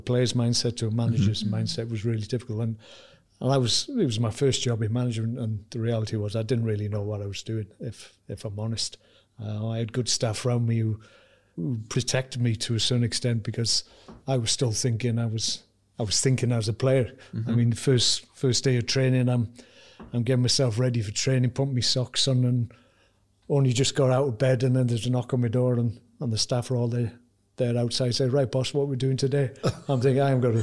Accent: Wales, United Kingdom; as a Welshman

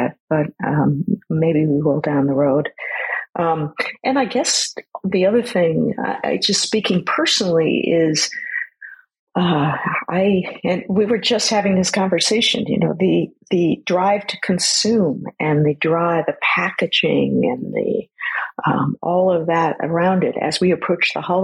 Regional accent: San Francisco Bay, California, United States; I grew up sailing on the San Francisco Bay

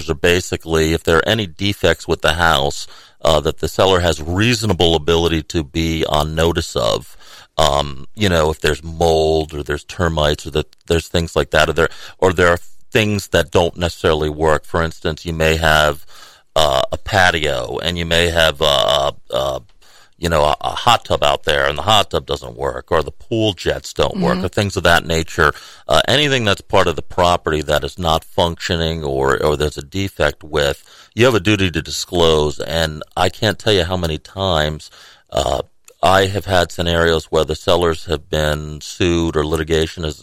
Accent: Rhode Island, United States; moved away as an adult; also born or lived in Washington, D.C.; now in Tallahassee, United States; I grew up in Rhode Island, so I'm a New England

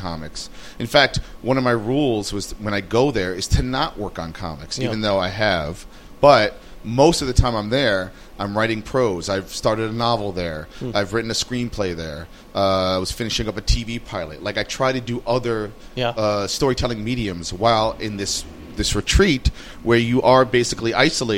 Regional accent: New York, United States; also born or lived in Brooklyn; when I grew up in Manhattan, and I moved here 18 years ago

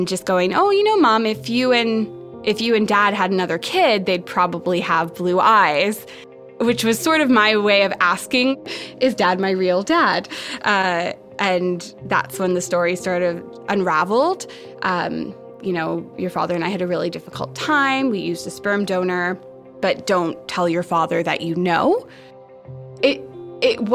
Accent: Ottawa, Ontario, Canada; now in Vancouver, Canada; I was born in Ottawa in January 1991.

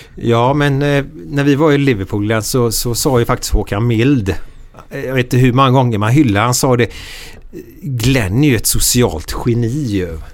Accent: Gothenburg, Västra Götaland, Sweden; där jag växte upp i Frölunda

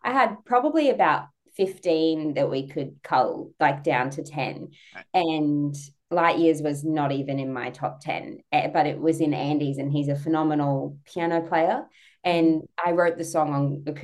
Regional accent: Australia; I'm so Australian.

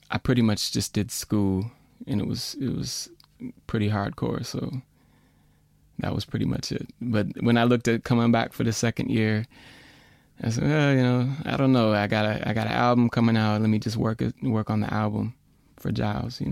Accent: Minneapolis, Minnesota, United States; Well, I'm from Minneapolis, and there's a lot of AACM cats.

